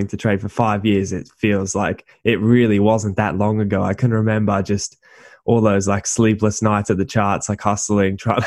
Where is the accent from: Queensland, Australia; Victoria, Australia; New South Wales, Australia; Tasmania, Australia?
Queensland, Australia; Gold Coast; also born or lived in Thailand; I'm from the Gold Coast, and that's just where I've lived for pretty much my entire life